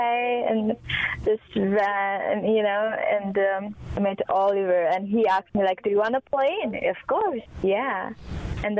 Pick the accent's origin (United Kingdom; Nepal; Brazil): Nepal; I'm from Nepal, and my mom and dad used to work at a Real Nepal Golf Club, and my dad still does